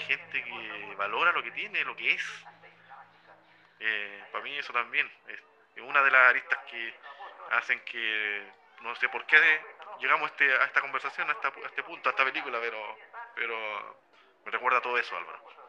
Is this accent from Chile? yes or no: yes; Chile; como chileno en nuestros casos